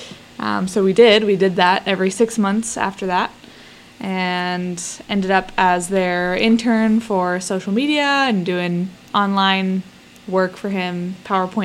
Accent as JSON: {"language": "English", "town": "Cincinnati", "region": "Ohio", "country": "United States", "tie": "born or raised there", "moved": "as an adult", "lives_now": "Belize", "said": "I was born in Cincinnati, Ohio"}